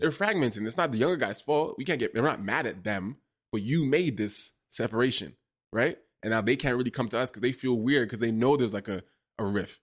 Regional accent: Toronto, Ontario, Canada; also born or lived in Ottawa; I'm from Toronto

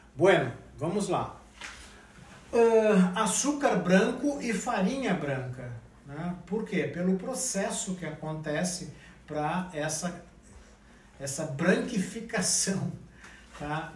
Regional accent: Rio Grande do Sul, Brazil; eu sou gaúcho

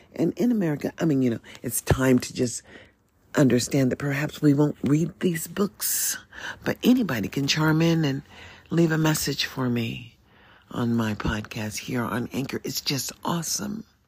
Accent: United States; as an American

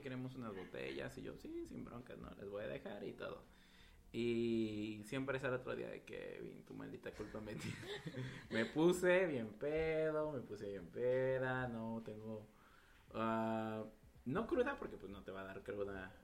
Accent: Nejapa / Oaxaca mezcal town, Mexico; iniciamos una maquila en Neuatlán, de donde soy, con mi familia

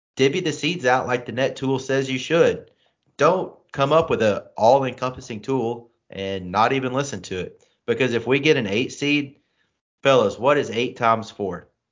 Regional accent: St. Louis, Missouri, United States; I'm from Saint Louis

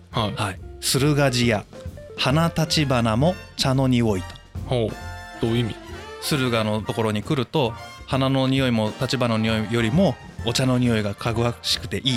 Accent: Shizuoka, Japan; 僕ら静岡県民はそう思うんですけど

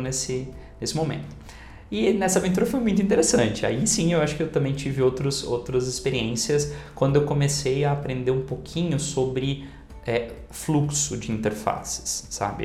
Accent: Indaiatuba, São Paulo, Brazil; da cidade de Indaiatuba, onde eu nasci e cresci

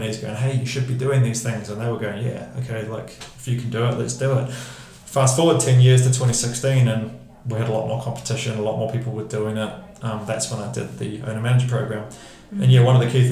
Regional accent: Hamilton, Waikato, New Zealand; moved away as an adult; also born or lived in London; I grew up in Hamilton, moved to London at 19

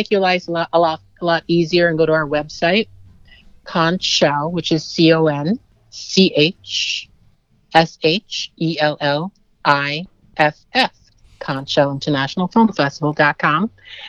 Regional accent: New York City, New York, United States; I was born in Brooklyn, New York.

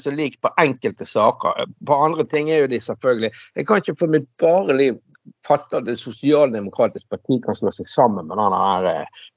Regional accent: Western Norway, Norway; Vi som vestlendinger har jo ikke så mye egentlig å sånn det, det, plager jo ikke oss, det er jo ikke ulv her.

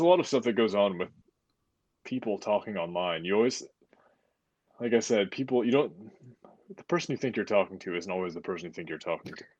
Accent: United States

